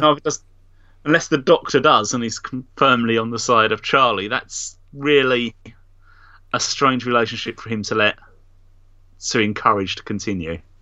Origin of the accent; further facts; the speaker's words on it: Nigeria; I'm actually Nigerian